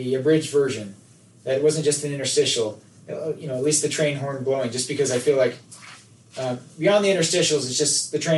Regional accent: Nephi, Utah, United States; Nephi's a great place to live. I'm glad that I grew up there.

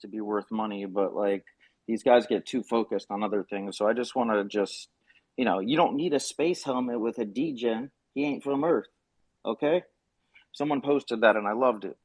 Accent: South Florida, United States; I'm from South Florida

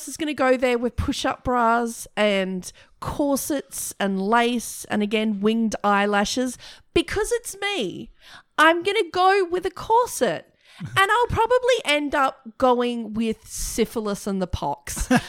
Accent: Broken Hill, New South Wales, Australia; I grew up in a mining town.

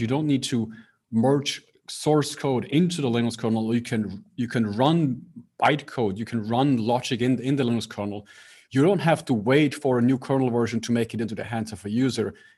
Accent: Switzerland; I'm based in Switzerland, so I grew up in Switzerland

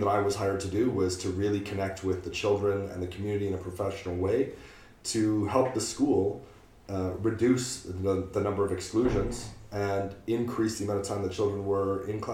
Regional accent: Canada; moved away as an adult; now in United Kingdom; I am Canadian.

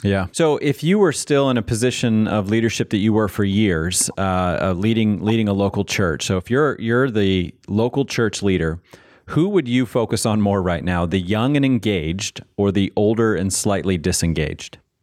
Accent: Manassas, Virginia, United States; I grew up in Manassas, Virginia

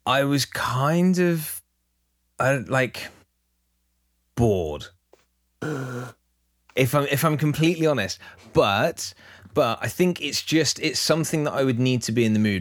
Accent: England, United Kingdom; we're English

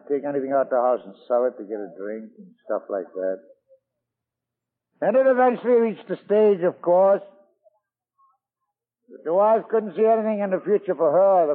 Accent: Scotland, United Kingdom; now in New York, United States; I was born in Scotland.

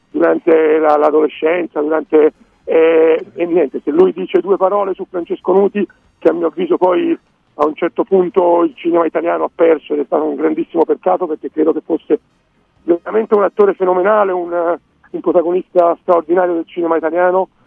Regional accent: Tuscany, Italy; io sono toscano.

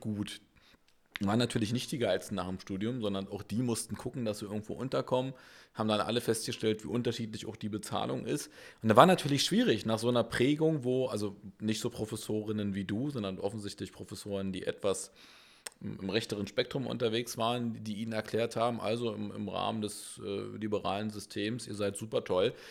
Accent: Berlin, Germany; Wir sind echte Berliner

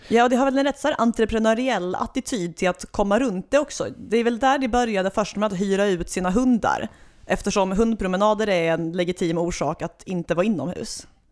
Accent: Svalöv, Skåne, Sweden; jag är född och uppvuxen i natursköna Svalöv i det skånska hjärtelandet

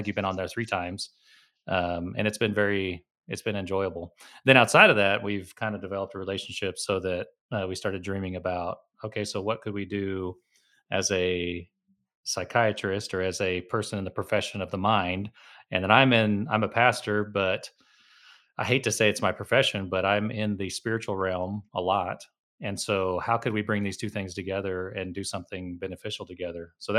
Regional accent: United States; also born or lived in Oklahoma; And so I consider myself a third culture person, meaning I'm American, I'm Latin, but I'm combining both of them.

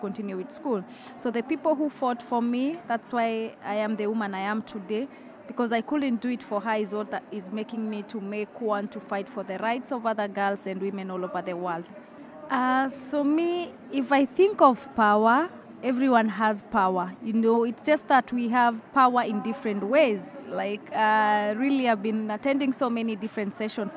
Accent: Uganda; I come from Uganda

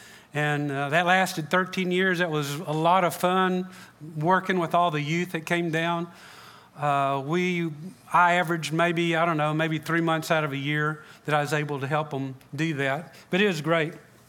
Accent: Freeport, United States; now in Matamoros, Mexico; I grew up in Freeport, but my wife and I are full-time missionaries in Matamoros, Mexico.

